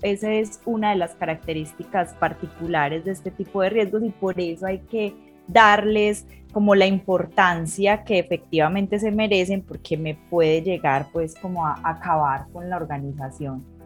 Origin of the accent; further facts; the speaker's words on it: Colombia; aquí en mi país, en Colombia